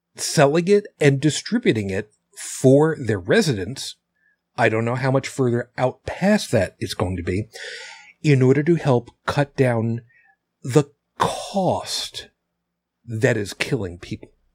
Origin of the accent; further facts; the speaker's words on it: Long Island, New York, United States; I grew up on Long Island, Long Island, New York